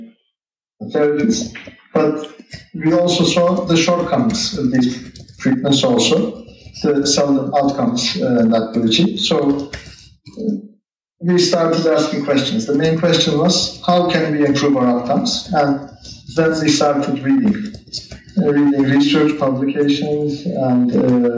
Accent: Istanbul, Turkey; also born or lived in United States; I was born and grew up in Istanbul

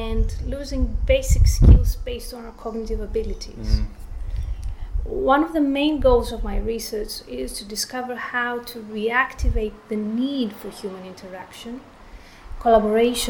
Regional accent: Thessaloniki, Central Macedonia, Greece; moved away as an adult; also born or lived in London / Barcelona; now in Australia; I was born and raised in Thessaloniki, Greece

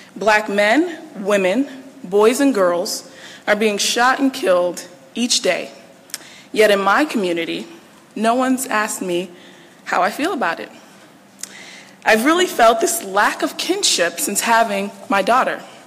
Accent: Bridgeport, Connecticut, United States; moved away as an adult; also born or lived in Baltimore, Maryland; now in Washington, D.C., United States; I grew up in Bridgeport, Connecticut

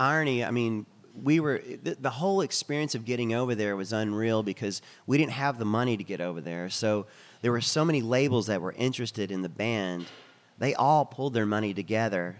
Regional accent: Texas, United States; accent: Texan; we're from Texas

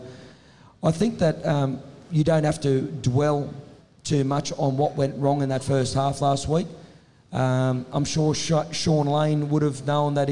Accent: Tamworth, New South Wales, Australia; I come from Tamworth

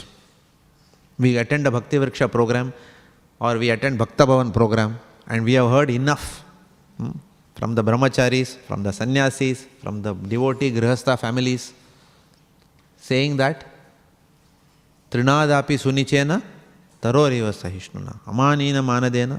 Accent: India; moved away; I come from India.

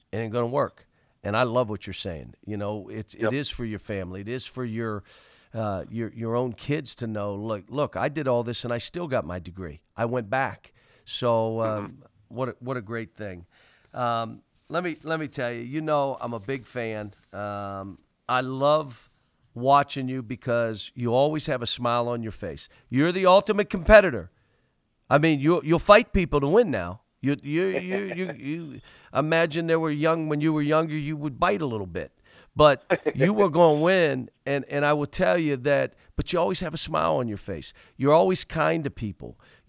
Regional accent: Pittsburgh, Pennsylvania, United States; But I grew up in Pittsburgh. They don't understand. I grew up in Pittsburgh. It's my home.

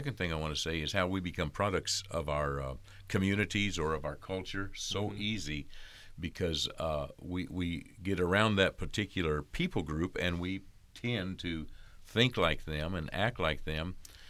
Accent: California, United States; I was born in California. Yeah. Does that make me a Californian?

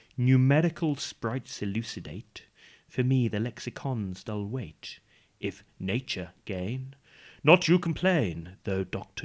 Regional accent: Black Country, West Midlands, United Kingdom; accent: Black Country; That's my black country accent.

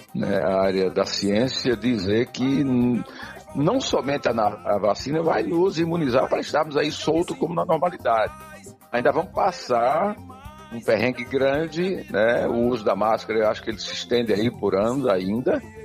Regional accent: Curaçá, Bahia, Brazil; Eu sou baiano e natural de uma cidade, Curaçá, se você conhece, ao norte aqui do estado. E nasci num distrito que chama-se Barro Vermelho.

